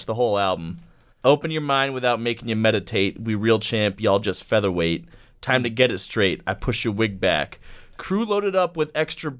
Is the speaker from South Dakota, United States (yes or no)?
no; Boston, Massachusetts, United States; we're from Boston